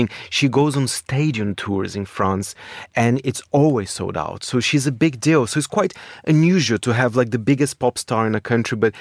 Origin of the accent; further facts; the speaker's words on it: Brazil; moved away; I grew up in Brazil in the early, well, in the 90s, the mid-90s